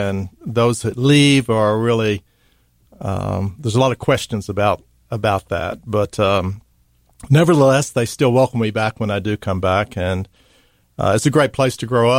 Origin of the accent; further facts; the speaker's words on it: Dallas, Texas, United States; moved away as an adult; also born or lived in Mississippi; Well, I'm from Dallas, Texas. It's where I grew up.